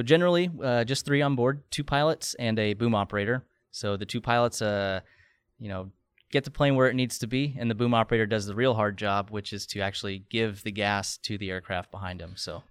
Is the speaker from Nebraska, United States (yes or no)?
yes; Nebraska, United States; moved away as an adult; also born or lived in Pensacola / Oklahoma / Dover, Delaware; now in Tampa Bay, United States; I'm born and raised in Nebraska